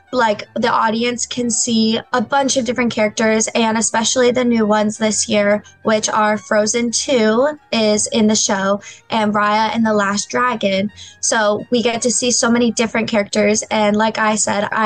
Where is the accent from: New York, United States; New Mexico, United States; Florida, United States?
Florida, United States; I'm actually from Florida